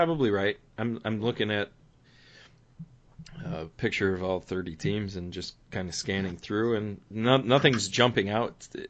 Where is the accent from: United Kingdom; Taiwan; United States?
United States